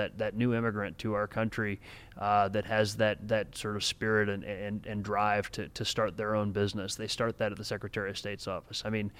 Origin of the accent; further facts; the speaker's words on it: Copley, Ohio, United States; now in Hudson, United States; I grew up in Copley, but I live in Hudson now, right.